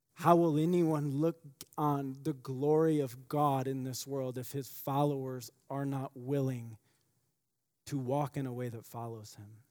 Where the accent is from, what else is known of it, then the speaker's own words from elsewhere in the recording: United States; as American Christians